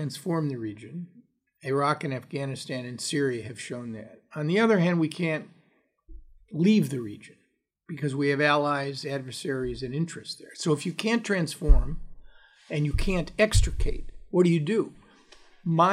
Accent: United States; I'm speaking here primarily as an American

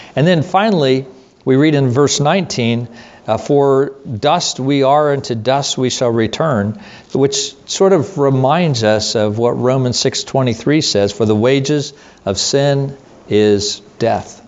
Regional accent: United States; us as American Christians.

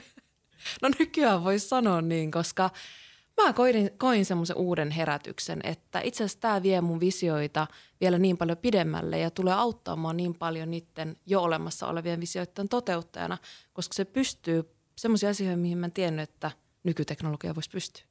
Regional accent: Kuusamo, North Ostrobothnia, Finland; mä oon Kuusamosta kotosi oleva valokuvaaja

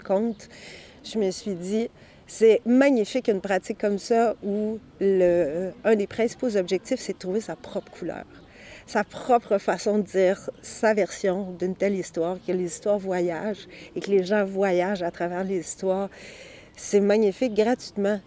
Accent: Sherbrooke, Quebec, Canada; also born or lived in Saint-Élie-d'Orford; now in Quebec City, Canada; il y avait un festival de contes à Sherbrooke, là où j'avais grandi

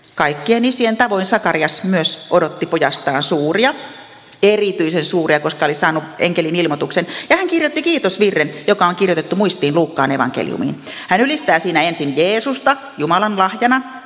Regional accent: Ostrobothnia, Finland; Meillä Pohjanmaalla ajatellaan, mitä ihmiset ajattelevat

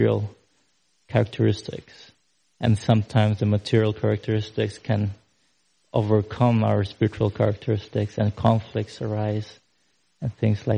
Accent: Philippines; I'm from the Philippines. I'm here visiting for several months

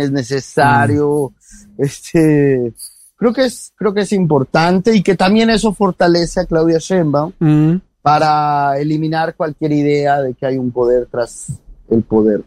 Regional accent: Mexico

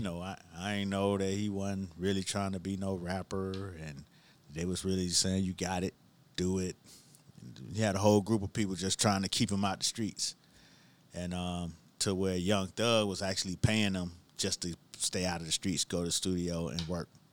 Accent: Miami, Florida, United States; growing up in Miami, you, you specifically knew when mango season was

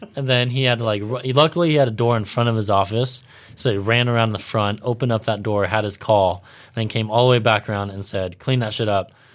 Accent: Ventura, California, United States; where I grew up in Ventura

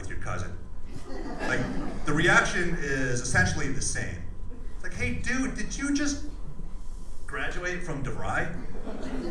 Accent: Wisconsin, United States; now in Phoenix, United States; I grew up in Wisconsin

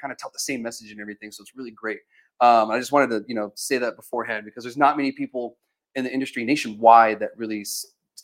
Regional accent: New Mexico, United States; born or raised there

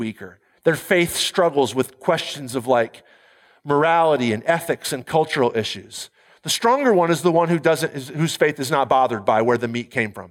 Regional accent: United States; I'm an American

